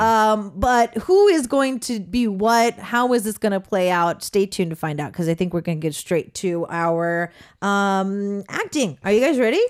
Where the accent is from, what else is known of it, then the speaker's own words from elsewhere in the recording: Southern California, United States; I come from Southern California